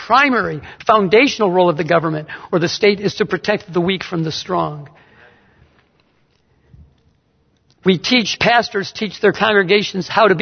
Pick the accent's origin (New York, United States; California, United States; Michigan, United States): Michigan, United States; Detroit; moved away; also born or lived in Fort Wayne; my hometown in Detroit